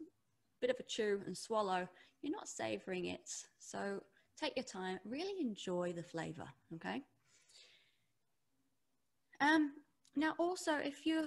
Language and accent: English; England, United Kingdom; now in New Zealand; I'm English. I live in New Zealand now, but growing up, it was always big, heavy meals